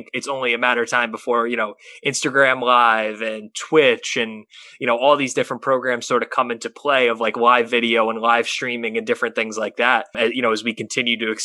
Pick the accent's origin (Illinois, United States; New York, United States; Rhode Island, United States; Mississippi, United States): Rhode Island, United States; growing up in the Rhode Island area as I have